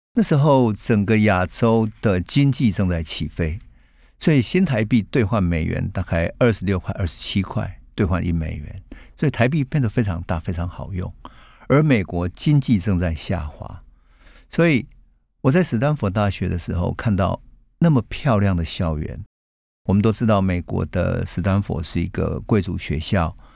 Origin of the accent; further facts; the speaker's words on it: Taichung, Taiwan; 我们住在台中乡下，现在已经变成高铁站的乌日那里，那是我的家乡。在台中乡下的三合院里面